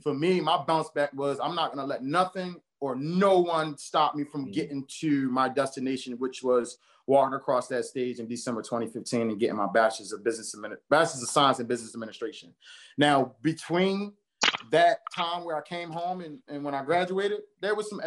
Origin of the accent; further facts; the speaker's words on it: Baltimore, Maryland, United States; I grew up in Baltimore, born and raised in Baltimore, specifically over East Baltimore